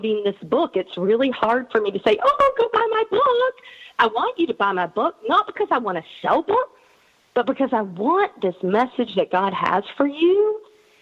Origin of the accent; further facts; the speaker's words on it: North Carolina, United States; I'm from North Carolina